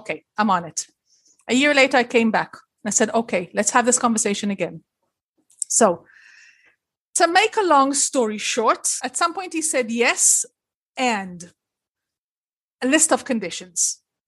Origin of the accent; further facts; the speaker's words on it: Liberia; now in Israel; And I was born in Israel, raised in Liberia, and then schlepped back to Israel. So I can say I'm an Israeli.